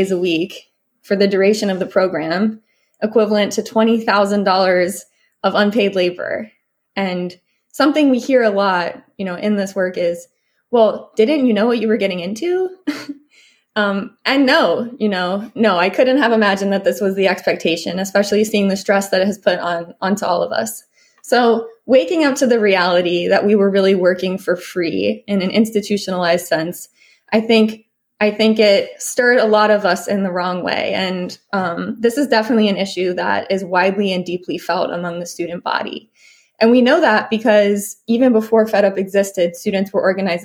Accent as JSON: {"language": "English", "region": "Maryland", "country": "United States", "moved": "yes", "lives_now": "Austin, United States", "said": "I'm originally from Maryland"}